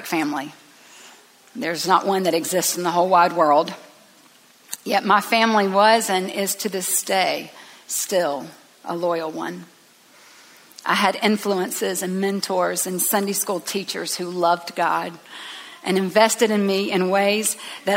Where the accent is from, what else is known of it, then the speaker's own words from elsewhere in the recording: Tifton, Georgia, United States; I grew up in Tifton, Georgia, at Northside Baptist Church